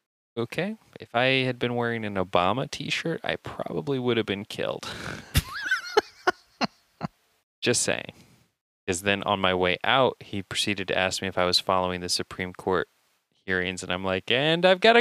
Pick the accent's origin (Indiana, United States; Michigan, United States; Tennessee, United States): Indiana, United States; I'm from Indiana, Steve.